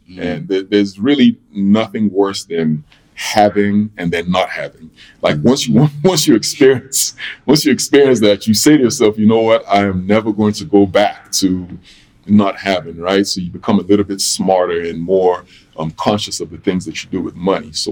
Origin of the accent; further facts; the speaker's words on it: London, United Kingdom; born there; okay, I was born in London. Um, I have a connection to London.